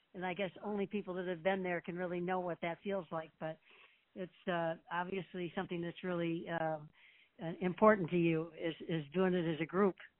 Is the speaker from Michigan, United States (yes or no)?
yes; Detroit, Michigan, United States; moved away; Detroit, a couple different trips, my hometown